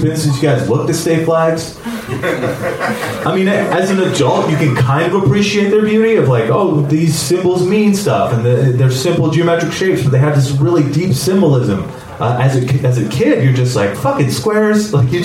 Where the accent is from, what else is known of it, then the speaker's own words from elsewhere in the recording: United States; I grew up here in America. I wasn't born here. I moved here when I was 4